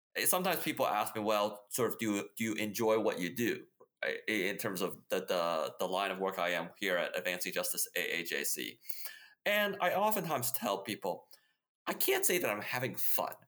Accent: Midwest, United States; also born or lived in Taiwan; So I grew up in the Midwest, uh, and so in many ways, sort of, I had a very typical Midwestern upbringing

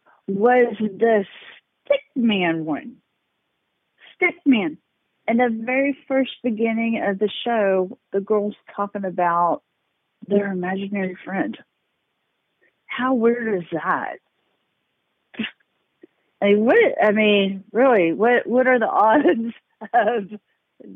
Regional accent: Texas, United States; I am from Texas

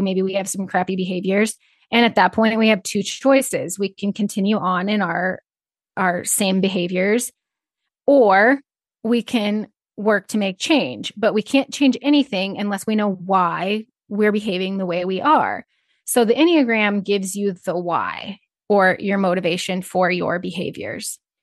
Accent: Northeast Nebraska, United States; I grew up in Northeast Nebraska on a small feed yard.

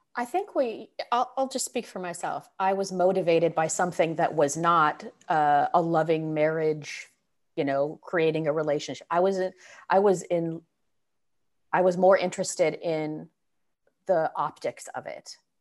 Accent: San Francisco Bay Area, California, United States; moved away; also born or lived in Northwest, United States; I grew up in the Bay Area

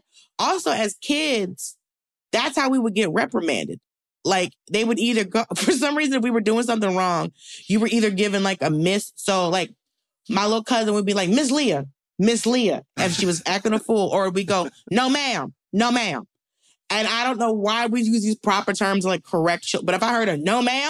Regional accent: the South, United States; also as a Southerner, I know how to use sir and ma'am.

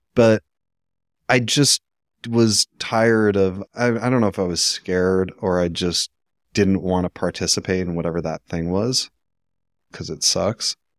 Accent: Vancouver, British Columbia, Canada; I'm from Vancouver

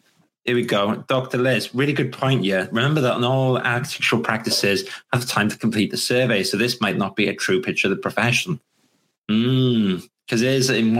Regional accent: Wales, United Kingdom; I'm actually Welsh as well

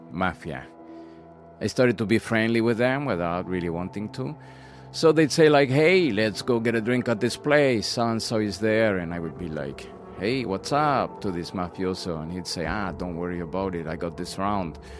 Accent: Bogotá, Bogotá Capital District, Colombia; English is a second language; from Colombia. Bogota. I've always been interested in planes.

